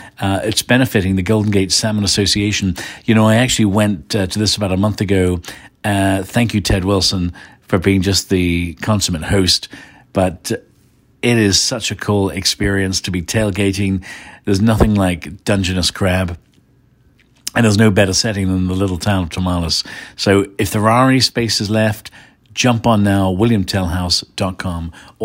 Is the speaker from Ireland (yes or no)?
yes; Ireland; also born or lived in England; When I was a kid growing up in Ireland and England, BBC Radio 1 was my station.